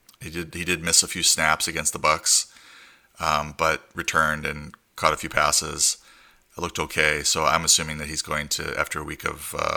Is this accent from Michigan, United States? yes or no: no; Wisconsin, United States; accent: Wisconsin; Especially with my Wisconsin accent.